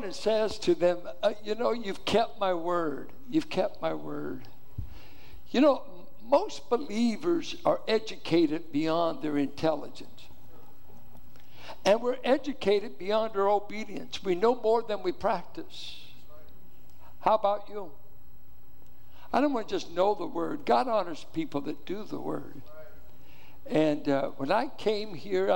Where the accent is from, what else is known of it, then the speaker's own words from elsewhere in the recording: Richmond, California, United States; I grew up in Richmond.